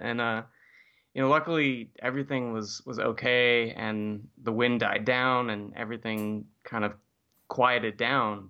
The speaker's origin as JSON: {"language": "English", "town": "Santa Barbara", "region": "California", "country": "United States", "tie": "born or raised there", "moved": "yes", "said": "back in Santa Barbara, which is my hometown"}